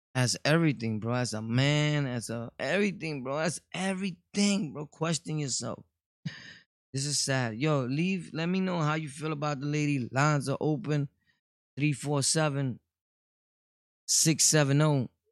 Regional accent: New York City, New York, United States; I was born and raised in Brooklyn

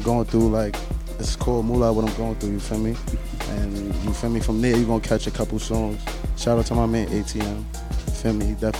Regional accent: New York City, New York, United States; I'm from the Bronx.

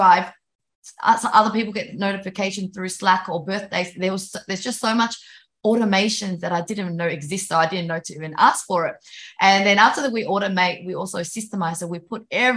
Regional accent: Vietnam; moved away; I was born in Vietnam and I know what it's like living in developing countries

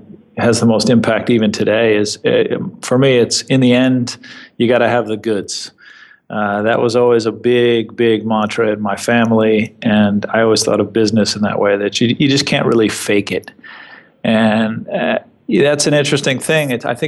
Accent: New York, United States; as an East Coaster, as a New Yorker, that has definitely been a change. But it's been as many things as I've come to expect growing up in New York that aren't here

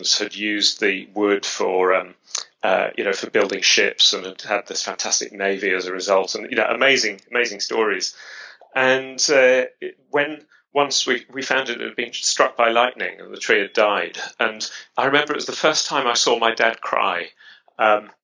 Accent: London, United Kingdom; accent: British; I grew up near the Royal Botanic Gardens at Kew. You can probably tell from my accent that I'm British. And I grew up in London.

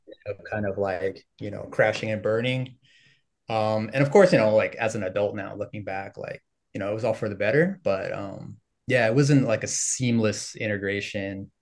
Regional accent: Los Angeles, California, United States; moved away as an adult; now in Ho Chi Minh City, Vietnam; I was born in Northridge and, uh, my family was just, like, all around that area, just around the eight one eight mostly

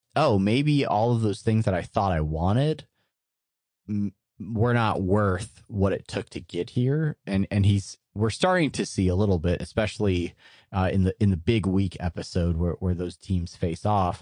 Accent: San Diego, California, United States; moved away; growing up in San Diego

